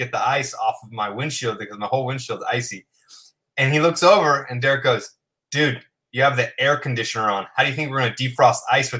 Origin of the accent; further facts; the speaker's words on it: Southern California, United States; So I grew up in Southern California. There's no snow, no ice, none of that kind of crap, right?